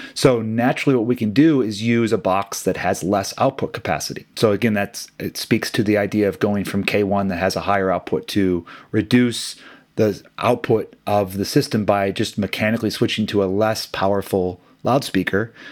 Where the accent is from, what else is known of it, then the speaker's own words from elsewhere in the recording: Midwest, United States; growing up in the Midwest, I played hockey as a kid